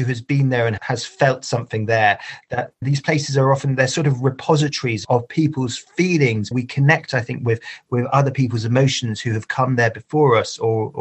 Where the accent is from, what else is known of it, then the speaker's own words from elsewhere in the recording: United Kingdom; as a Brit